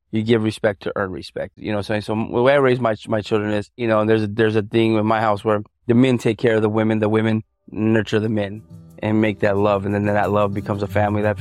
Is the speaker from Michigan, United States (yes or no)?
no; El Paso, Texas, United States; born there; also born or lived in Albuquerque; now in Las Vegas, United States; Uh, I was born in El Paso, Texas. My dad was in the military, and we moved back to Albuquerque.